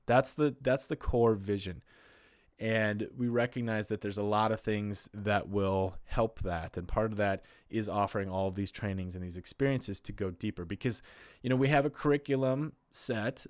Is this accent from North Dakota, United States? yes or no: yes; North Dakota, United States; I'm from North Dakota in the Midwest